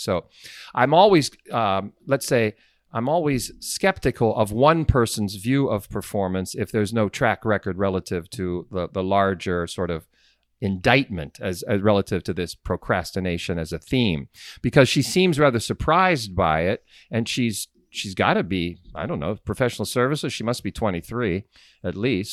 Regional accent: Sharon, Pennsylvania, United States; also born or lived in Sharpsville, Pennsylvania; my hometown, Sharon, Pennsylvania

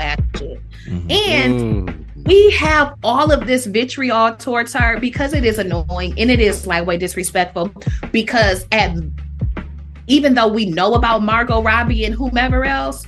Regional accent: Toledo, Ohio, United States; I'm from Toledo

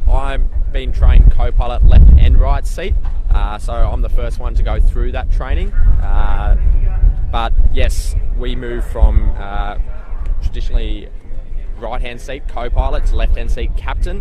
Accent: Newcastle, New South Wales, Australia; also born or lived in Richmond, New South Wales; we're from Newcastle, just north of Sydney, about 2 hours north of Sydney

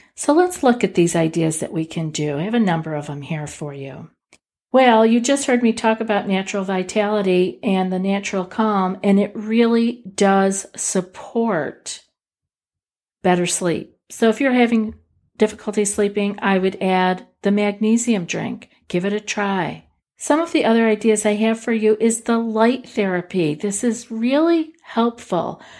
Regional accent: Northeast, United States; I'm from the Northeast

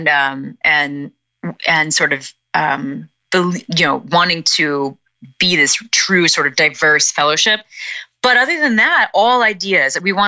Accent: Midwest, United States; I'm a woman from the Midwest in America

